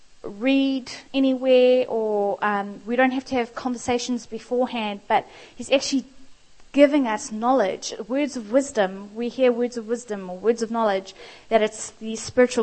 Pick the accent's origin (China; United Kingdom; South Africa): South Africa; moved away; I am South African